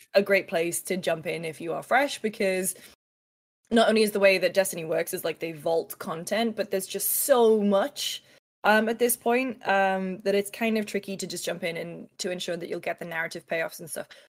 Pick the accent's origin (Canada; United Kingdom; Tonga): United Kingdom; I'm British